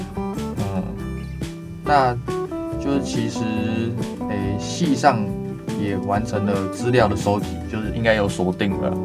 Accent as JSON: {"language": "Chinese", "country": "Taiwan", "said": "我们台湾人吃亏"}